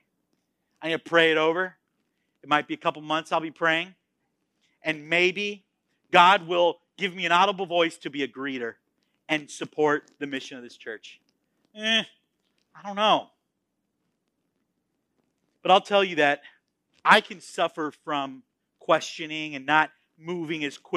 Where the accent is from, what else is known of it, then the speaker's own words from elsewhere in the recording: Florida, United States; moved away as an adult; also born or lived in Texas; I was born in Florida. I was raised in Florida, and I planned on dying in Florida